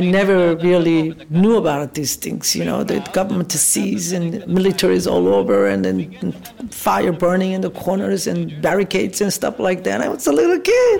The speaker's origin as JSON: {"language": "English", "country": "South Korea", "tie": "born or raised there", "moved": "yes", "said": "I was born in South Korea, 1947"}